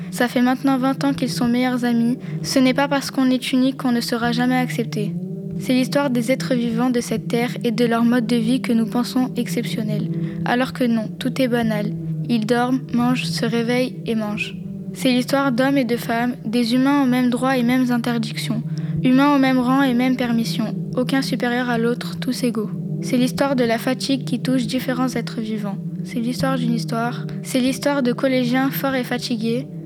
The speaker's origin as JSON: {"language": "French", "town": "Villeurbanne", "region": "Auvergne-Rhône-Alpes", "country": "France", "said": "Je viens de Villeurbanne, je suis née euh, à Vangelin."}